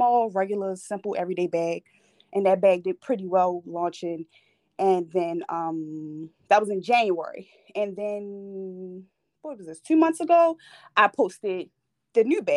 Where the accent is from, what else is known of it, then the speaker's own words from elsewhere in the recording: Baltimore, Maryland, United States; I'm 24 and I am from Baltimore, Maryland. So I'm pretty young. Born and raised here. Been here my whole life